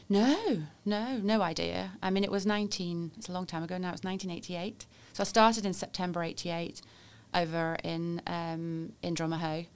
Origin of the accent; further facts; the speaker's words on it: Warrington, North West England, United Kingdom; moved away as an adult; also born or lived in London; now in Northern Ireland; I'm originally from Warrington, which is um, near Manchester, I suppose, is what I usually say, but probably the place that most people pass on the M6, really, is sort of the way I think of it. Great place to, to grow up